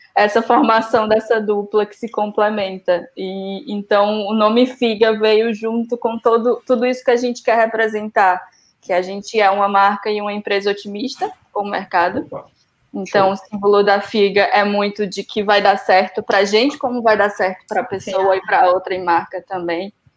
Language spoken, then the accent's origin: Portuguese; Ceará, Brazil; moved away as an adult; now in Portugal; em Fortaleza, somos do Ceará